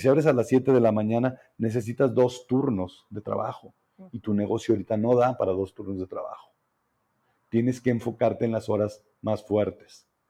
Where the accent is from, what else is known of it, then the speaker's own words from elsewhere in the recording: Zacatecas, Mexico; realmente quiero mucho mi tierra y estoy, y estoy librando una batalla, una batalla aquí en Zacatecas